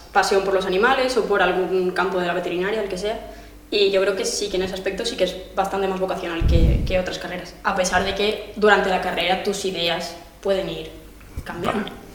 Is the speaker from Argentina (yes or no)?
no; France; moved away; soy de Francia